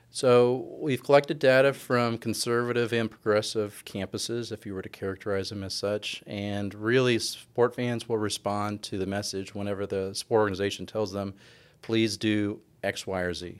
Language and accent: English; California, United States; moved away as an adult; also born or lived in Ithaca, New York / Bowling Green, Ohio / Seattle, Washington; now in Texas, United States; I'm from California originally